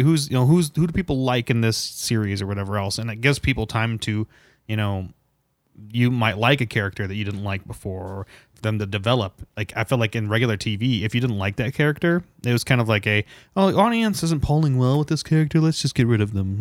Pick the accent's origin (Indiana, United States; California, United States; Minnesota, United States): Indiana, United States; we're from Indiana